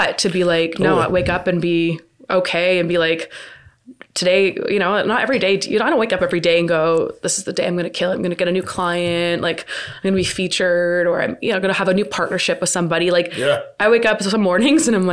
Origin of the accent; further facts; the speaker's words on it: Mississauga, Ontario, Canada; I grew up in South Mississauga